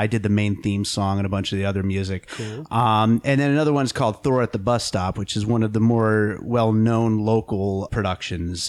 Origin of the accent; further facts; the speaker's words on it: Pennsylvania, United States; also born or lived in New York; now in Las Vegas, United States; I was born in New York, grew up in Pennsylvania